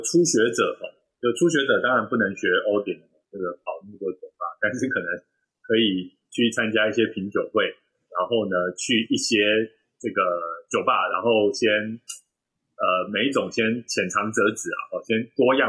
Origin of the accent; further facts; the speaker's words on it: Taichung, Taiwan; 这不就跟我们台中人不吃太阳饼是一样的意思？